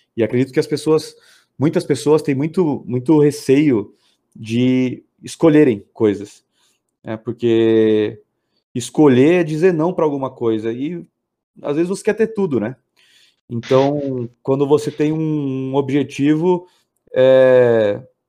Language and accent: Portuguese; Sorocaba, São Paulo, Brazil; also born or lived in São Bernardo do Campo; eu fui, criado aqui na cidade. Eu, eu, sou nascido em São Bernardo do Campo, mas vim para Sorocaba quando eu tinha um ano, então me considero um sorocabano